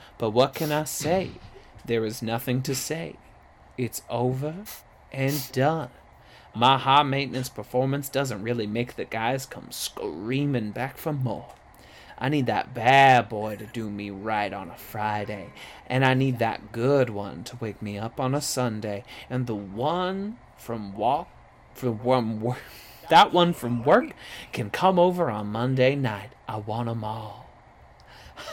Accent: Guam; growing up in Guam.

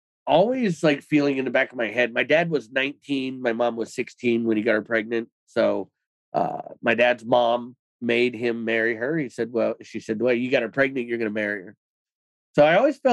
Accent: Cleveland, Ohio, United States; I was born in 1983 in Cleveland, Ohio

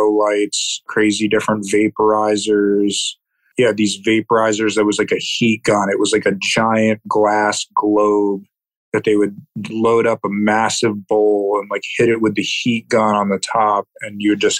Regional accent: New Jersey, United States; now in Maine, United States; I grew up in New Jersey

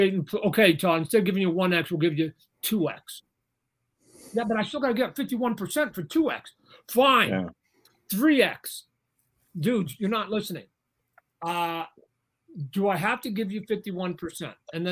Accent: Canada; I'm Canadian

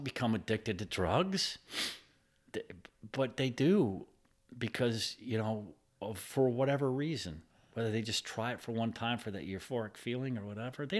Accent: Ohio, United States; also born or lived in Michigan; That's what brought us to Pennsylvania. I'm from Ohio and Michigan, a bunch of other states.

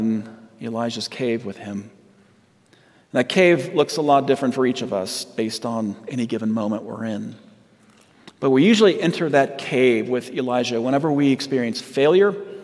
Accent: Southern California, United States; moved away; I'm from Southern California

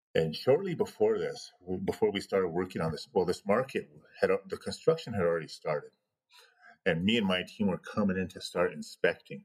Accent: Pine Ridge, South Dakota, United States; smuggling me back to Pine Ridge so I could be born on the reservation

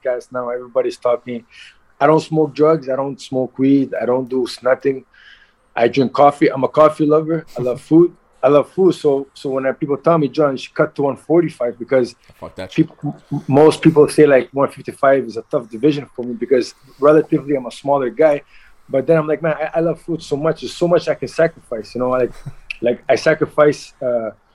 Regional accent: Montreal, Quebec, Canada; also born or lived in Halifax, Nova Scotia; I was born in Nova Scotia, Halifax, and at the age of like, I was very young, 2-3 years old, they immigrated to Montreal

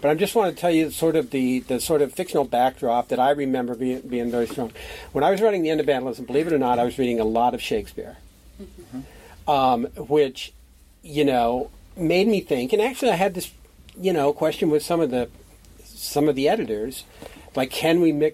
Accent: Iowa, United States; I'm from Iowa

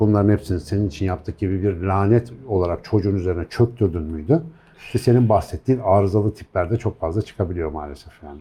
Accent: Turkey; ben bu topraklarda yetiştim

